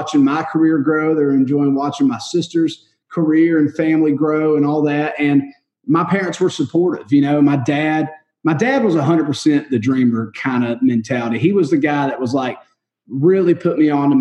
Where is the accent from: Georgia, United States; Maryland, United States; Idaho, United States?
Georgia, United States; Warner Robins; moved away as an adult; now in Nashville, United States; I was in my hometown. I was in Warner Robins